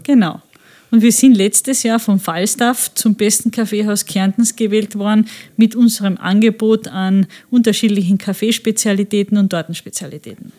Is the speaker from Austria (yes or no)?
yes; Friesach, Carinthia, Austria; also born or lived in Klagenfurt; Ich bin in Klagenfurt geboren, aber von klein auf immer in Friesach